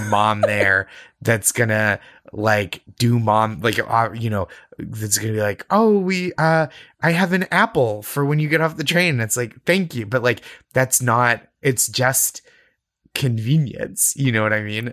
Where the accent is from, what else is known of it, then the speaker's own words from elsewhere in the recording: New England, United States; I grew up in New England.